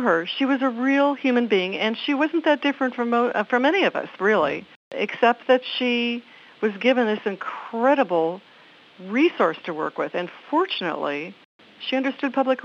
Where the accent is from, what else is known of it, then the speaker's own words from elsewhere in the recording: Minnesota, United States; I'm from Minnesota